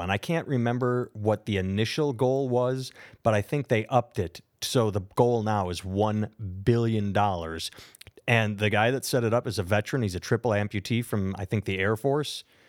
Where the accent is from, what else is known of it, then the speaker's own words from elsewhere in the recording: United States; I am an American